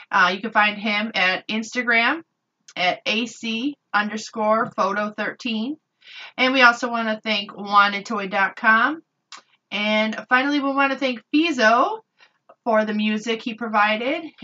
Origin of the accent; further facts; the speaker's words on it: Chicago, Illinois, United States; I grew up in Chicago, and my neighborhood that I lived in was I would say 70 to 80% African American, and we had it was a pretty good mix.